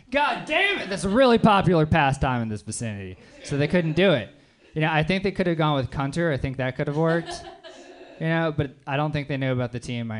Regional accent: the South, United States; like what I really enjoyed about being named … and growing up in the South

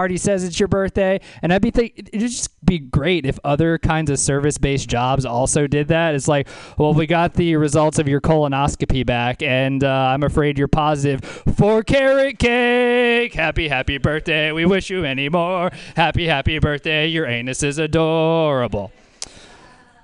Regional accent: New Orleans, Louisiana, United States; now in San Francisco, United States; my hometown of New Orleans, Louisiana

